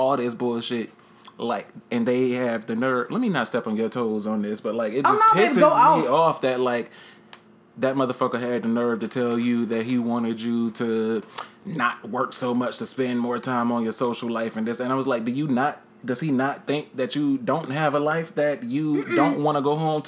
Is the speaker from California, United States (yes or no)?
no; Charlotte, North Carolina, United States; moved away as an adult; now in New York, United States; I'm born and raised Charlotte, North Carolina